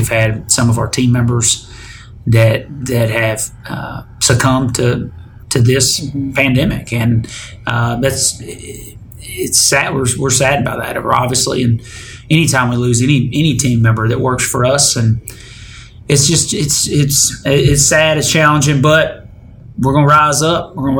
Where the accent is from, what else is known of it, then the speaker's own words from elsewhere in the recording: Detroit, Michigan, United States; Back home for me, because I'm from Detroit.